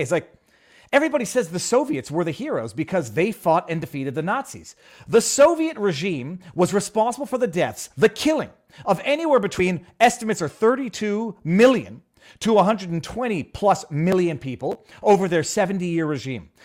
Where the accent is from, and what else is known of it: Canada